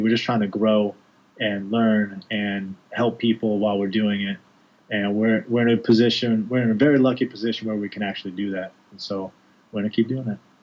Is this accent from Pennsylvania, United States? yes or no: no; New York, United States; I'm a guy from New York